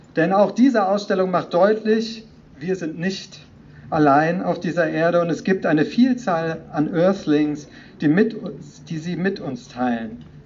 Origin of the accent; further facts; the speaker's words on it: Rhineland, Germany; now in Klagenfurt, Austria; das freut mich als Rheinländer